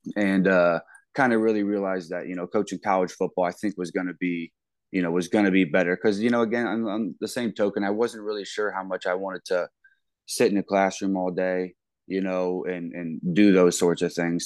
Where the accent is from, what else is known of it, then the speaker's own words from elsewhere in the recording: Wooster, Ohio, United States; moved away as an adult; also born or lived in Millersburg, Ohio; now in Ames, United States; I'm, I'm from Worcester, Ohio